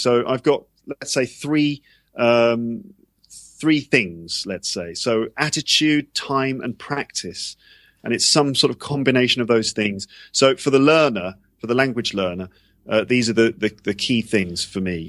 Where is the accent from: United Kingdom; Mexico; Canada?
United Kingdom; London; moved away as an adult; also born or lived in Japan; now in Paris, France; I'm from England, I'm from London.